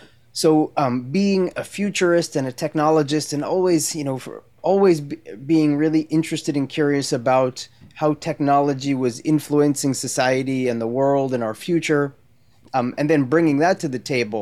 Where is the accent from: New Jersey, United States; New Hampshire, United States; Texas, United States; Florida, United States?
New Jersey, United States; moved away as an adult; also born or lived in Maryland / Brooklyn, New York; now in San Diego, United States; I'm from New Jersey originally. Okay. Born and raised in New Jersey, spent summers down at the Jersey Shore and went to college in Maryland, University of Maryland, College Park.